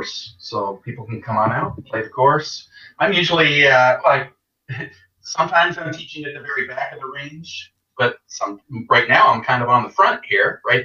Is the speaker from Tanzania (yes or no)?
no; Canada; moved away as an adult; also born or lived in England; I grew up in Canada. I was born in England, but then I grew up in Canada. Moved there when I was just a baby. So I grew up there, and I was there until 2002